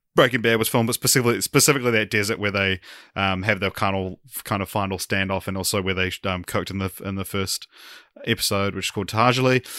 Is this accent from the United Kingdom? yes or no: no; New Zealand; as a Kiwi